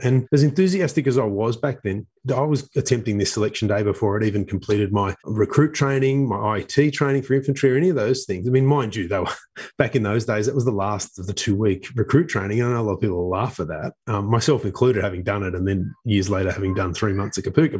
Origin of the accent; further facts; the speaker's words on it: Sydney, New South Wales, Australia; I grew up in Epping, which is northwest of Sydney